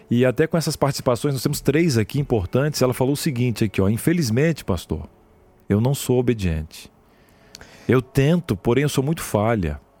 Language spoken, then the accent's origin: Portuguese; Santa Rita do Sapucaí, Minas Gerais, Brazil; Sou de Santa Rita do Sapucaí.